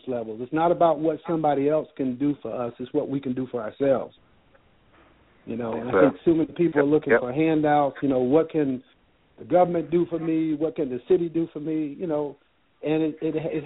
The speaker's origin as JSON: {"language": "English", "town": "Chicago", "region": "Illinois", "country": "United States", "tie": "born or raised there", "said": "growing up in Chicago"}